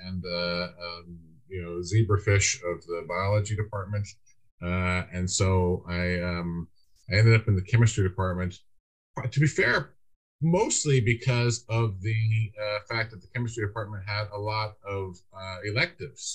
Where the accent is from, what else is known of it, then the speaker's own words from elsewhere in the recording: Lake Oswego, Oregon, United States; moved away as an adult; also born or lived in Michigan; now in Dublin, Ireland; I grew up in Portland, Lake Oswego, went to Lake Oswego High School.